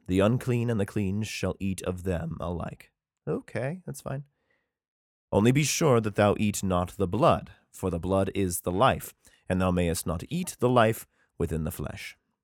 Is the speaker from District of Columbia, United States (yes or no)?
no; Idaho, United States; my home state, Coeur d'Alene, Idaho.